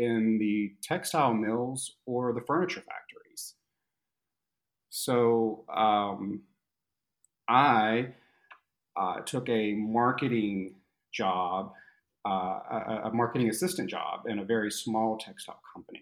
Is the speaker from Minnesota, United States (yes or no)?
no; North Carolina, United States; now in Miami Beach, United States; I grew up in North Carolina